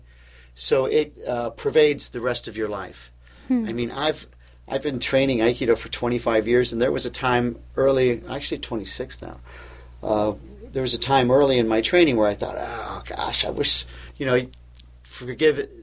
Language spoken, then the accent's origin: English; Louisville, Kentucky, United States; moved away as an adult; now in Cleveland, United States; I came to Cleveland from Louisville, Kentucky, where I was born, to go to college